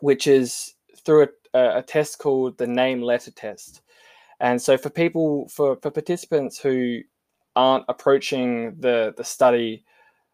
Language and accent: English; South Australia, Australia; I'm South Australian